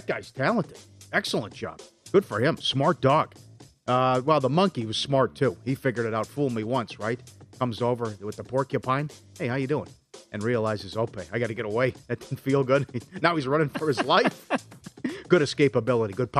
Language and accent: English; St. Cloud, Minnesota, United States; My hometown, St. Cloud, Minnesota.